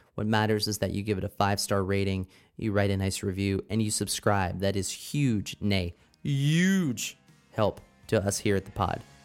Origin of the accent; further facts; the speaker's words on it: Pennsylvania, United States; my home state, the sometimes great state, other times terrible state of Pennsylvania